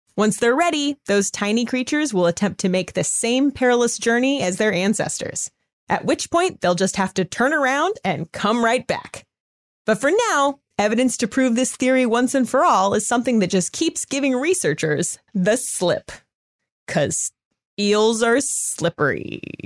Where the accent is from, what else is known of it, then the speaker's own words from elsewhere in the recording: Southern California, United States; I was born in Southern California